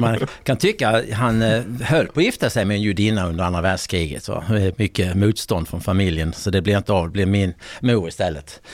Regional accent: Helsingborg, Skåne, Sweden; now in Bjäre Peninsula, Sweden; Jag är från nordvästra Skåne

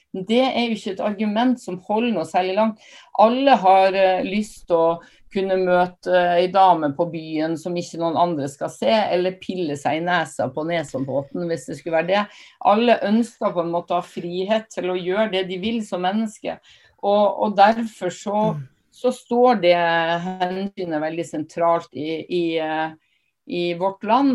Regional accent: Northern Norway, Norway; jeg er nordlending

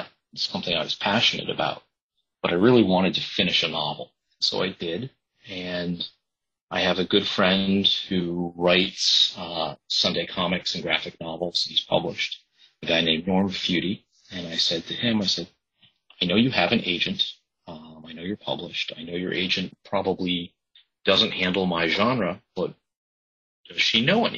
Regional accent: Nantucket, Massachusetts, United States; also born or lived in Boston; my hometown at a very specific time before real estate development really boomed

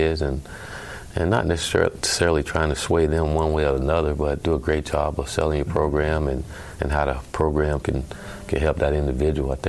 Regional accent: Palmetto, Florida, United States; growing up in Palmetto, Florida, we were playing Little League football

